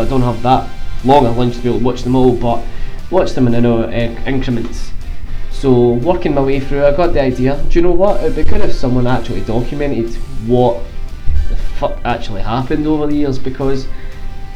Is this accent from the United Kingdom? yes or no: yes; Glasgow, Scotland, United Kingdom; I'm from Glasgow in Scotland